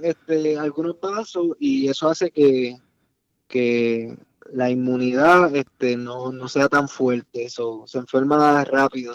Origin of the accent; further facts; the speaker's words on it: Salinas, Puerto Rico; moved away; also born or lived in New Jersey; Nosotros somos de Salinas